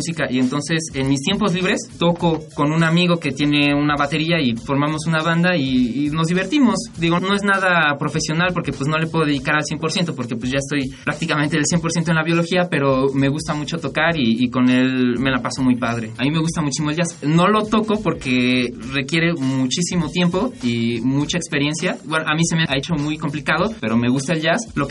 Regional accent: Mexico City, Mexico; Yo nací aquí en la Ciudad de México y yo nací en 1990.

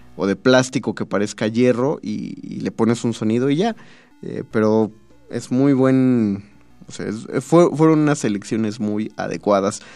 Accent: Mexico City, Mexico; los chilangos

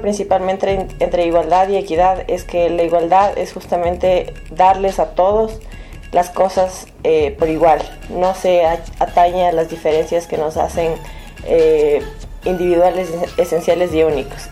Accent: Quito, Pichincha, Ecuador; soy de Quito, Ecuador, estudio Derecho en la Universidad Central de mi país

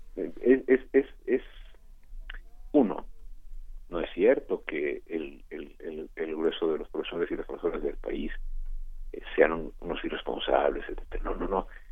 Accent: Mexico; como buen mexicano que tiene ya más de 50 años

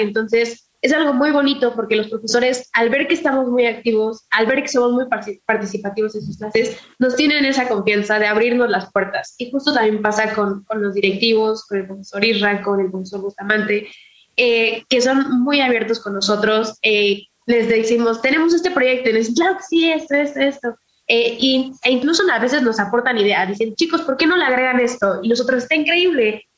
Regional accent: Morelos, Mexico; Mi bisabuelo eh, fue presidente en mi pueblo

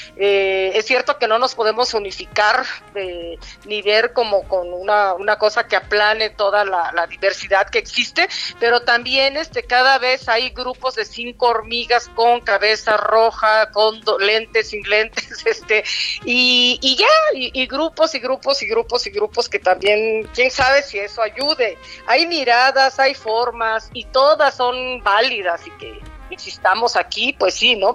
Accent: Mexico; la educación que tenemos, como, como mexicanos, mexicanas

